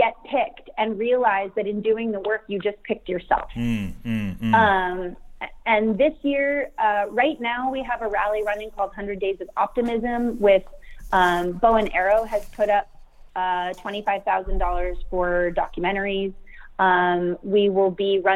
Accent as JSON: {"language": "English", "town": "Sacramento", "region": "California", "country": "United States", "said": "I'm from Sacramento"}